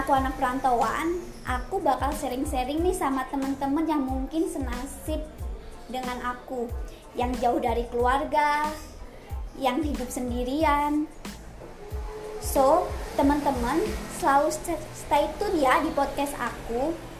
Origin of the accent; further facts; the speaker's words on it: East Java, Indonesia; moved away as an adult; now in Bandung, Indonesia; aku asli dari Jawa Timur